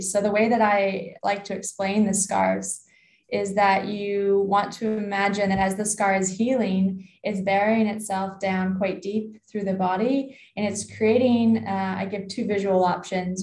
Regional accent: Canada; as a Canadian, I worked with rugby in the summer, ice hockey in the winter

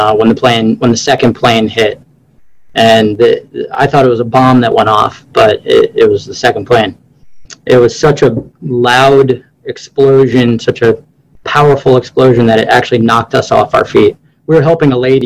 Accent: New Jersey, United States; moved away as an adult; also born or lived in Maryland; now in Annapolis, United States; born and raised in North Jersey

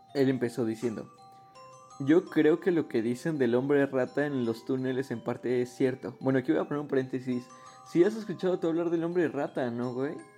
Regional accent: Ixtapaluca, State of Mexico, Mexico; aquí de Ixtapayork, ¿no? De mi pueblo

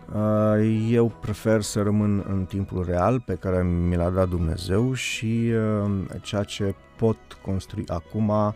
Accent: Bucharest, Romania; în cartelul meu unde m-am născut, care Berceniu

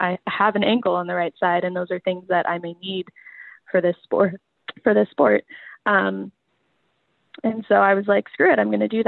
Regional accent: Las Vegas, Nevada, United States; now in Seattle, United States; I grew up in Vegas, so you know, those 100 degree summers

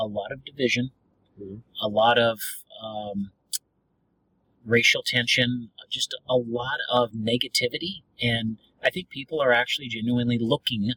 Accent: the Northwest, Pacific Northwest, United States; now in Dallas, United States; I grew up in the Northwest

